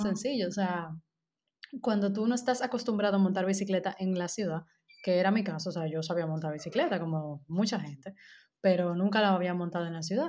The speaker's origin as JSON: {"language": "Spanish", "country": "Dominican Republic", "moved": "yes"}